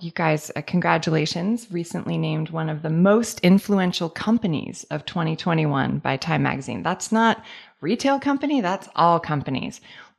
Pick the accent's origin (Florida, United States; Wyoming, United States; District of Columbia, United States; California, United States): California, United States; San Francisco; I'm from San Francisco.